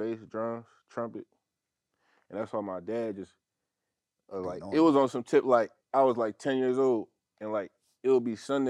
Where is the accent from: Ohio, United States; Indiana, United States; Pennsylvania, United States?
Pennsylvania, United States; Philadelphia; Yeah, I'm from Philly though.